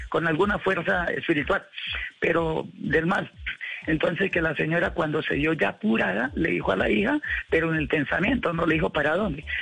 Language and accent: Spanish; Cúcuta, Norte de Santander, Colombia; mi Cúcuta, o sea, a mi tierra natal